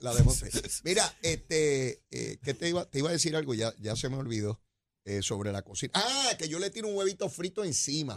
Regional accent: San Juan, Puerto Rico; yo soy de San Juan, conozco perfectamente San Juan

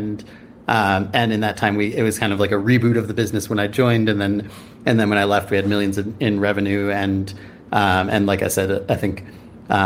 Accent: Chicago, Illinois, United States; also born or lived in San Francisco, California; now in Bend, United States; I grew up in Chicago and then lived in San Francisco for almost 10 years, and then just moved up to Bend.

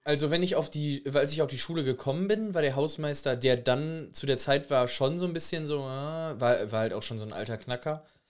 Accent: Recklinghausen, North Rhine-Westphalia, Germany; bei uns in Recklinghausen

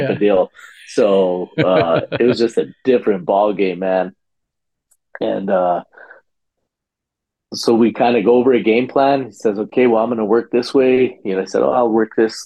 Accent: New Mexico, United States; We're both from New Mexico

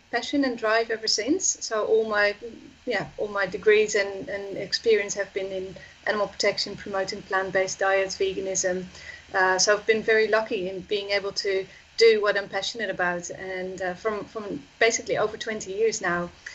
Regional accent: Netherlands; I'm from the Netherlands

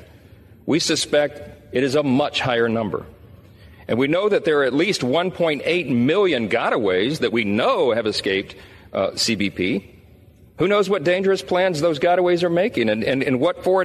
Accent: Louisiana, United States; my home state of Louisiana

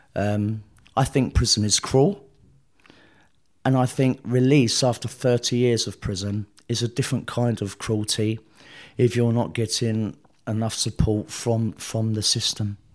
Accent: London, United Kingdom; I was born in South London

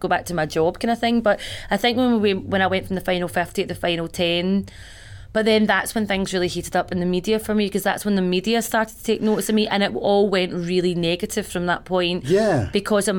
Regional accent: Glasgow, Scotland, United Kingdom; I came from Bayliston in Glasgow, and I was living in Shawlands with my mate at the time

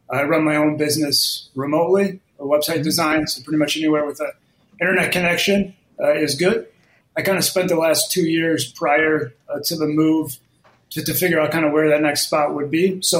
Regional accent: Midwest, United States; So I moved from the Midwest uh, about six months ago, and uh, it was just like I've never moved anywhere uh, outside probably a 20 mile radius

